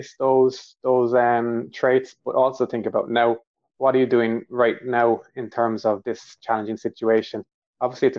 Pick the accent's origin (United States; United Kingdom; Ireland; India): Ireland; accent: Irish; My Irish accent and slangs are coming through here